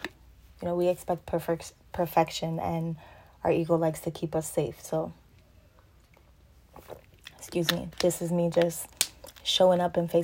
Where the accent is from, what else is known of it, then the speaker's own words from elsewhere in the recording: Orlando, Florida, United States; also born or lived in New London, Connecticut; now in Lakeland, United States; I was born in New London, Connecticut, but I was raised in Orlando and I currently now live in Lakeland.